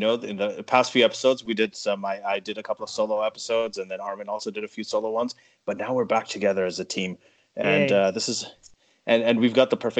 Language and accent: English; Saudi Arabia; also born or lived in Pakistan; now in Canada; I grew up in Saudi Arabia and Pakistan.